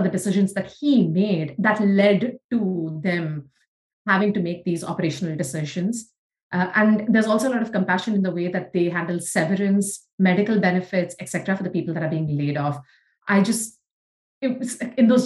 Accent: India; moved away; even though we grew up in India. That our life as Indian girls were very different

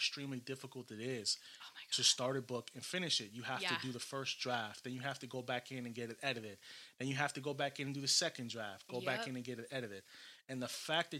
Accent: Puerto Rico; I'm Puerto Rican, I'm Hispanic

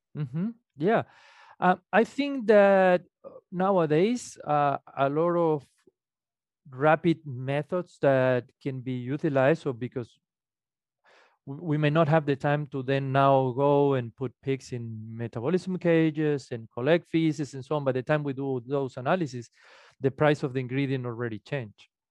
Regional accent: Venezuela; moved away as an adult; also born or lived in Illinois; now in Minnesota, United States; I am originally from Venezuela. I study, uh, what would be the equivalent of veterinary medicine in Venezuela.

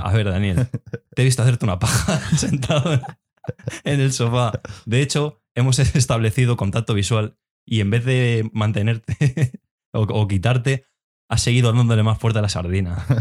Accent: Spain; nosotros, por ejemplo, somos españoles, hablamos español

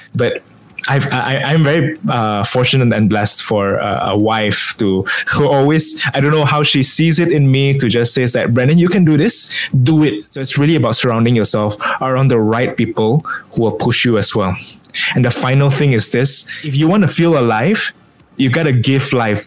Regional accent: Kuching, Sarawak, Malaysia; moved away as an adult; also born or lived in Sabah; now in Penang, Malaysia; I was born and bred in Kuching

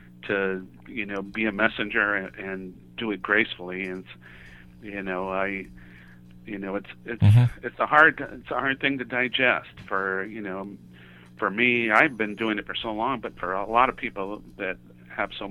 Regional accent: Santa Monica, California, United States; we're both from Santa Monica, California

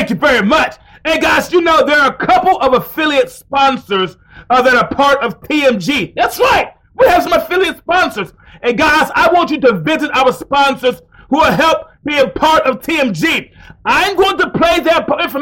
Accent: Alabama, United States; also born or lived in Mount Vernon, New York; my home state of Alabama

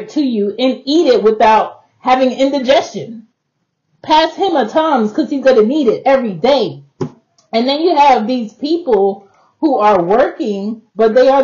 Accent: Jamaica; now in United States; I'm Jamaican

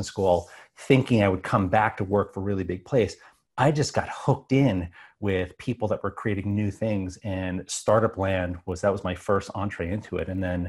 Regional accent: New York, United States; So when I was growing up on Long Island, I was always a math and science geek

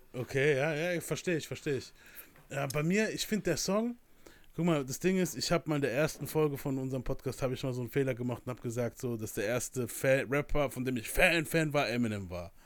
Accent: Germany; Ich bin aus der Nähe von Mannheim

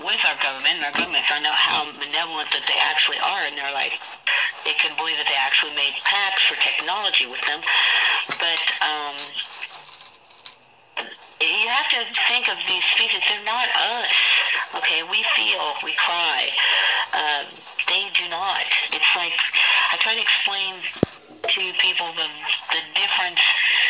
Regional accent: Hollywood, Florida, United States; I was born in Hollywood, in Florida, August 11th, 1958

